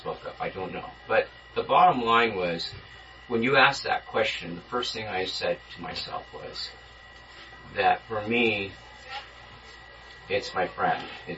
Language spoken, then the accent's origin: English; Inland Empire, California, United States; me growing up in the Inland Empire